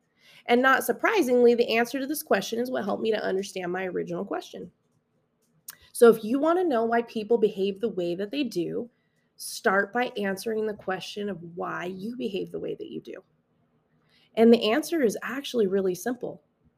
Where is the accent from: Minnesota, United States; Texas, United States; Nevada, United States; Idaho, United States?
Nevada, United States; Las Vegas; I'm from Las Vegas, Nevada, born and raised. I did move around a little bit when I was a kid. I was an Air Force brat. My dad was in the military, so I grew up on a military base.